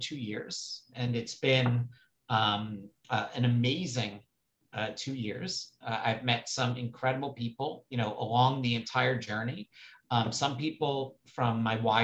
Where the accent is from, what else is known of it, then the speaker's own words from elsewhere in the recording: New York City, New York, United States; I grew up on the Upper East Side of New York City